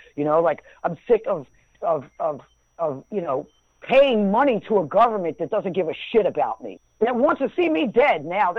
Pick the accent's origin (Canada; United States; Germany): United States; I'm American. You know, I'm proud to be American.